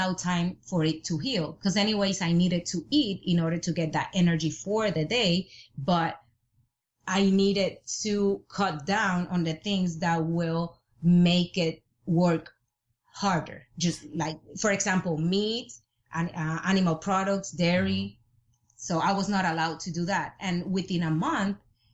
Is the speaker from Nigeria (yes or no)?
no; Puerto Rico; I'm from Puerto Rico